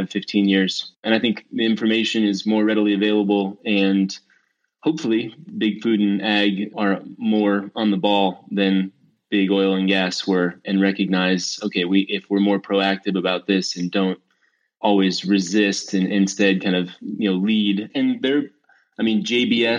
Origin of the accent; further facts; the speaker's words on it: Denver, Colorado, United States; also born or lived in San Diego; I was born and raised in Denver.